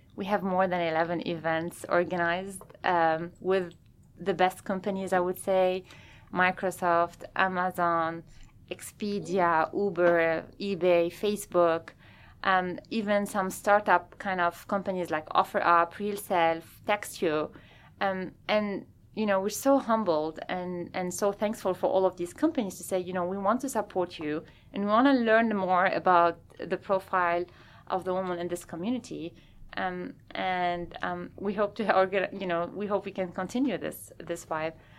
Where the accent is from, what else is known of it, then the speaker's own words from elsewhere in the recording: Lebanon; moved away as an adult; also born or lived in France / Lausanne, Switzerland / Bern, Switzerland / Salt Lake City, Utah; now in Seattle, United States; I'm originally from Lebanon